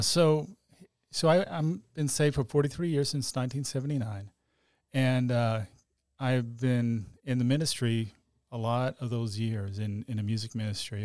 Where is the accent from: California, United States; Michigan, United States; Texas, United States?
Texas, United States; Dallas; I grew up in Oak Cliff, grew up as Catholic